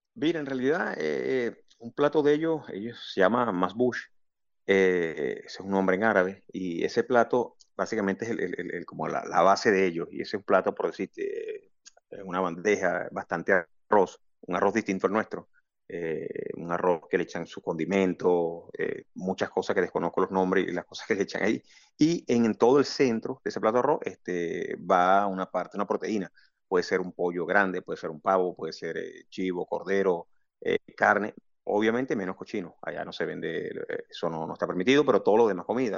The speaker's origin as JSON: {"language": "Spanish", "town": "Valencia", "region": "Carabobo", "country": "Venezuela", "moved": "as an adult", "lives_now": "Kuwait", "said": "las cosas que nosotros como venezolanos, cuando llegamos allá"}